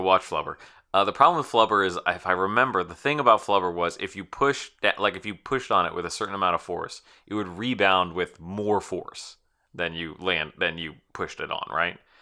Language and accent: English; United States; I'm an American person